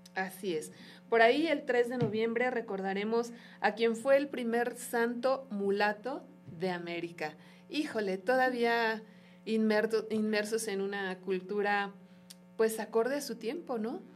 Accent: Mexico; como pueblo mexicano

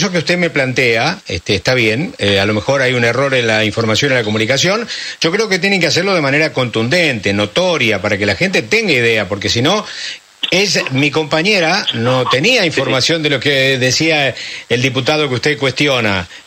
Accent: San Pedro, Buenos Aires Province, Argentina

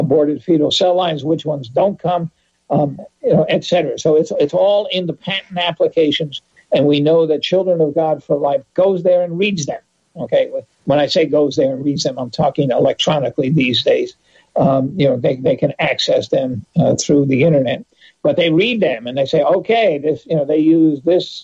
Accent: New York, United States; I grew up in New York State.

